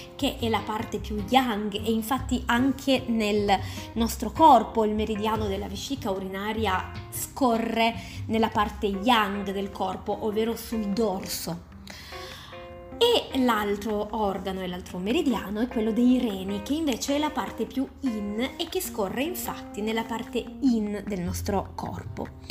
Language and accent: Italian; Turin, Piedmont, Italy; sono di Torino